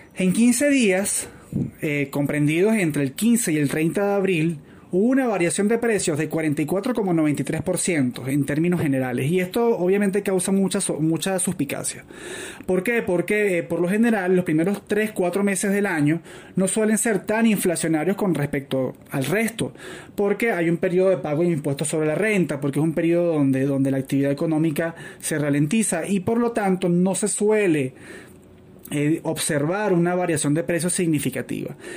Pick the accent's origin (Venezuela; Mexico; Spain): Venezuela; yo ya tengo la experiencia como venezolano de que los precios regulados conllevan a escasez